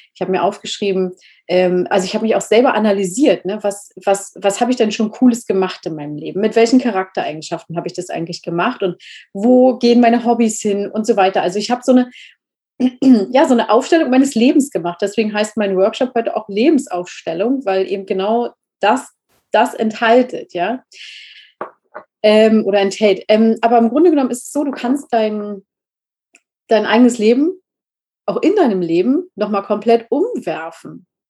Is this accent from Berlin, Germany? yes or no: yes; Berlin, Germany; moved away; also born or lived in Spain; ich bin eigentlich Berlinerin und ich habe nie gefühlt, Berlinerin zu sein